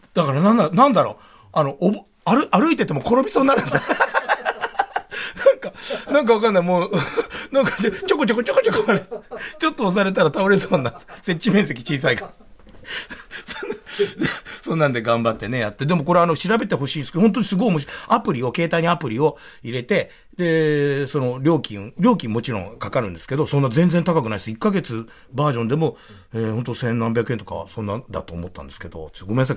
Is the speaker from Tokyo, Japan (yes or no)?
yes; Tokyo, Japan; 俺らの地元に呼んで、俺たちの品川区だぜ